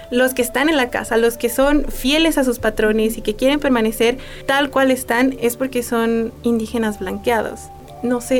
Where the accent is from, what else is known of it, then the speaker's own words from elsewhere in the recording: Mexico; Nosotros como mexicanos